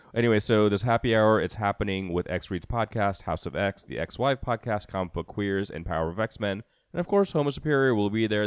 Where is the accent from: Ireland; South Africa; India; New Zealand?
India; moved away; when I was growing up in India